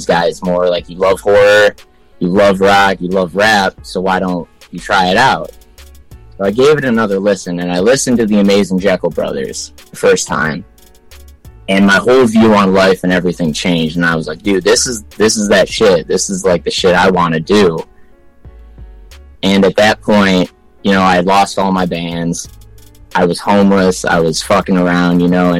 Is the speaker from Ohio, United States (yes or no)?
no; Michigan, United States; also born or lived in Ann Arbor, Michigan / Westland, Michigan / Canton, Michigan / Plymouth, Michigan; I was born in Ann Arbor, but I lived in Westland, then Canton, then Plymouth, and so I've been all over the place in the Wayne County area. But yeah, Michigan